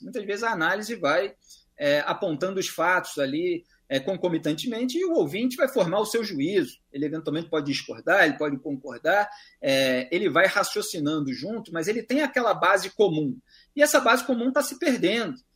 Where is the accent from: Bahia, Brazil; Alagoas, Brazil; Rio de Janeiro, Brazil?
Rio de Janeiro, Brazil; accent: carioca; also born or lived in São Paulo; Sou do Rio, aqui da capital mesmo, é, na zona sul do Rio de Janeiro